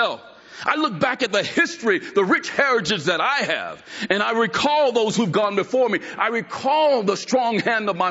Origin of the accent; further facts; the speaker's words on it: United States; as an American